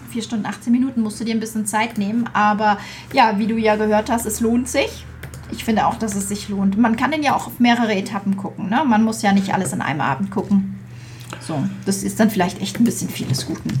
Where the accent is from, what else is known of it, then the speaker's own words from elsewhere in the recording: Flörsheim am Main, Hesse, Germany; ich bin geboren in Flörsheim am Main